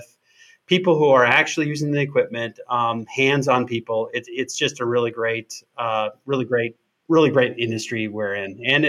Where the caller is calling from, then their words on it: Wisconsin, United States; I'm calling in from Wisconsin.